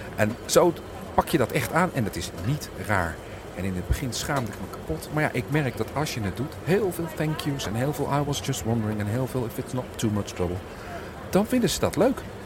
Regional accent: Netherlands; moved away as an adult; now in England, United Kingdom; ik ben Nederlands

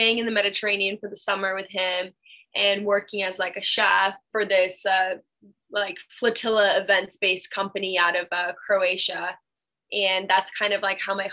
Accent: Burlington, Vermont, United States; I'm from Burlington

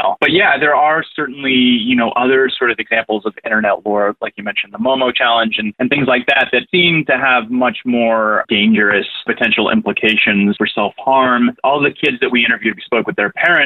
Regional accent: Fort Myers, Florida, United States; I'm actually from Fort Myers. I was raised there.

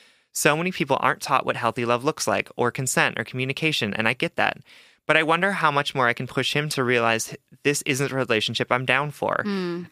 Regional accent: Hawaii, United States; I'm Asian. I'm from Hawaii. I'm bi, and I've been both monogamous and poly at different points in my life.

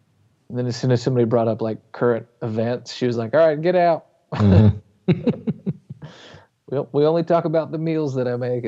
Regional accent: North Carolina, United States; we grew up in North Carolina.

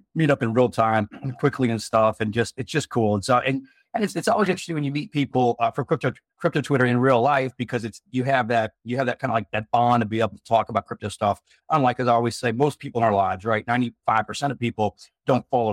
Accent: United States; I'm from the States

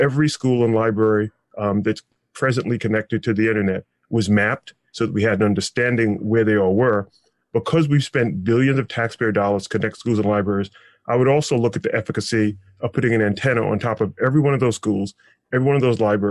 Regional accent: New York City, New York, United States; New York City alone, my hometown

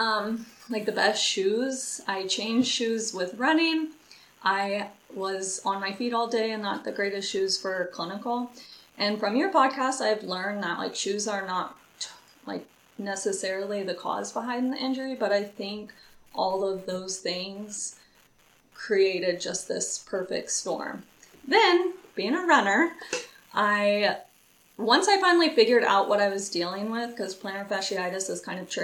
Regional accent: Lawrence, Kansas, United States; I am from Lawrence, Kansas.

